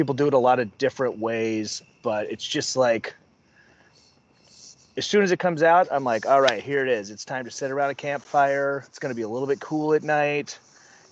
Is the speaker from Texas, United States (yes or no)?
yes; Wylie, Texas, United States; now in Minneapolis, United States; I grew up in Dallas.